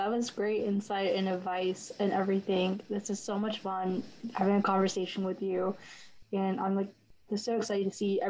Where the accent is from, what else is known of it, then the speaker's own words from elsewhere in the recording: Montgomery County, Maryland, United States; so I'm from Montgomery County, Maryland.